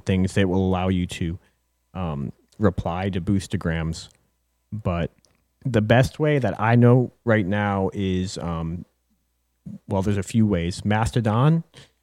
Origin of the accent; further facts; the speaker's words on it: Buffalo, New York, United States; We grew up in Buffalo, New York.